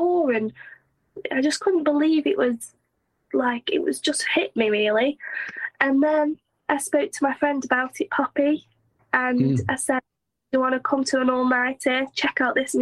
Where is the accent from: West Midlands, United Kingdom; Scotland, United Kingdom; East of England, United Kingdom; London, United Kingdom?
West Midlands, United Kingdom; Stoke-on-Trent; now in Bournemouth, United Kingdom; I'm not from Stoke. I am from Stoke, but I don't live there. And I moved to Bournemouth